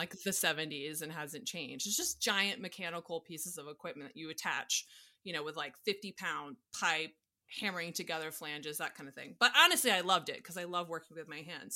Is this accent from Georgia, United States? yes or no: yes; Atlanta, Georgia, United States; moved away as an adult; also born or lived in Louisiana / Colorado / New York; I grew up in Atlanta, went to school at Tech